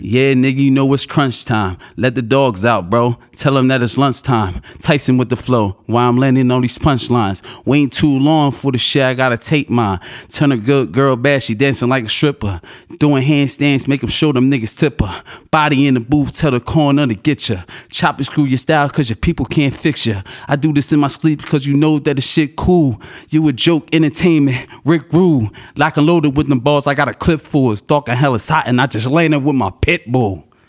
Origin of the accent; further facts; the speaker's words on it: Long Branch, New Jersey, United States; I'm from Longstop, New Jersey.